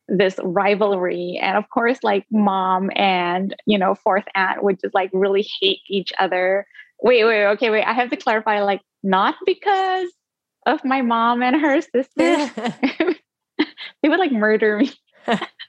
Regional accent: Singapore; first language Indonesian; English is a second language; also born or lived in Indonesia; my first language was Indonesian up until like the age of 7, which was when I moved to Singapore, and then it became English

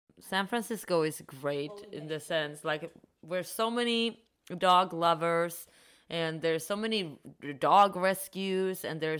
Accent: Sweden; now in United States; I'm from Sweden.

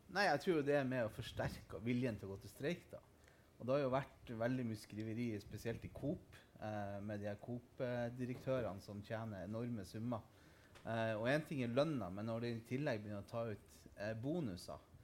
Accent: Nordland, Norway; jeg kommer jo fra Nordland

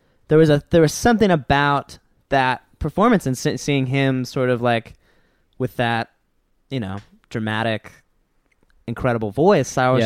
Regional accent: Huntington Beach, California, United States; I'm from Huntington Beach, California.

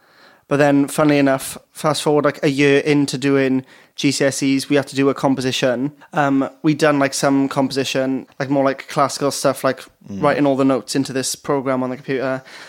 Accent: Pontypridd, Wales, United Kingdom; In Pontypridd.

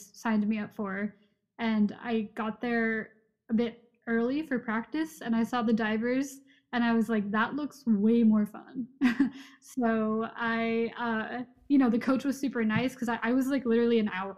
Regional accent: California, United States; moved away as an adult; also born or lived in Providence, Rhode Island; I'm from California originally

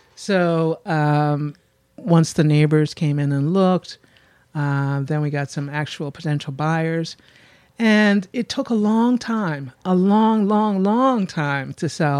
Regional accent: Philadelphia, Pennsylvania, United States; I'm from Germantown, Mount Airy

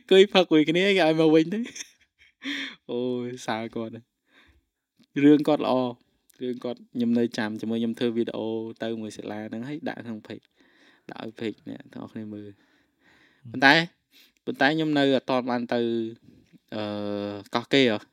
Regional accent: Cambodia

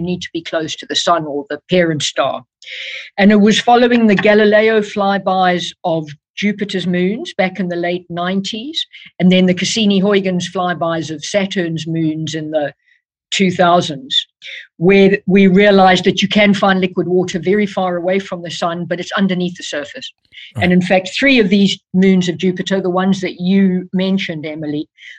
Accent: South Africa; moved away as an adult; now in United Kingdom; I was born and brought up in South Africa

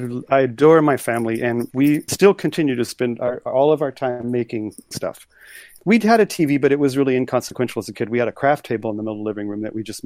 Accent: Corpus Christi, Texas, United States; born there; also born or lived in Tehran, Iran; I was born in Corpus Christi on the water, but it was sort of more of my family was just kind of moving around, and that's when I popped out.

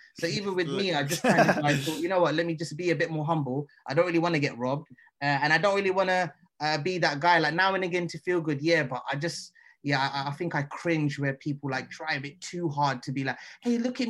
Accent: London, United Kingdom; I was brought up in South London.

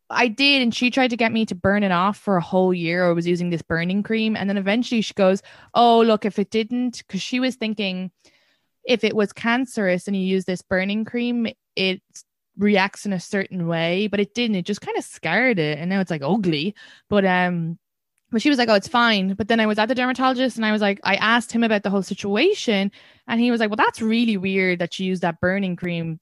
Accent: Ireland; as an Irish woman

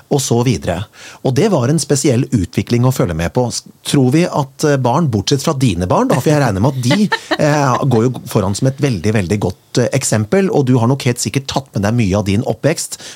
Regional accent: Kongsberg, Buskerud, Norway; moved away; jeg kommer fra Kongsberg opprinnelig

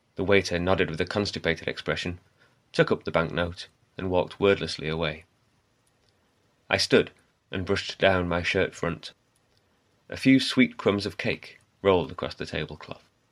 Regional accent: Wakefield, Yorkshire and the Humber, United Kingdom; also born or lived in Bradford / Leeds; I was born in Wakefield, grew up in Wakefield, live in Bradford, have lived in Leeds.

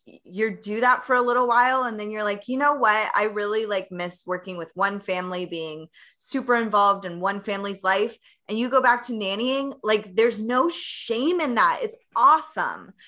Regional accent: Tennessee, United States; moved away; I am originally from Tennessee

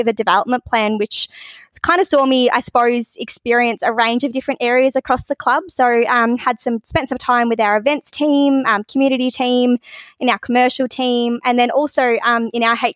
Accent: Pearcedale, Victoria, Australia; my growing up in Piercedale

